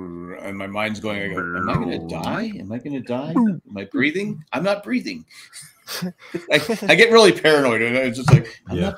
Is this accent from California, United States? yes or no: yes; San Diego, California, United States; moved away; I'm from San Diego.